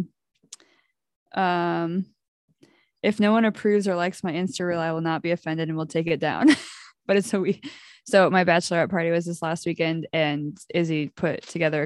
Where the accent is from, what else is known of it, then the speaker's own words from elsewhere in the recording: United States; I am American